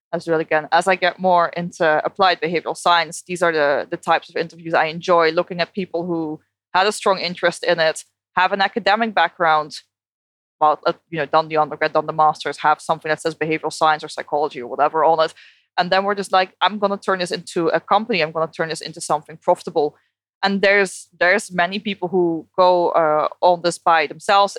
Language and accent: English; Netherlands; English is a second language; moved away as an adult; also born or lived in United Kingdom; now in Australia; I moved from the Netherlands to the UK to Australia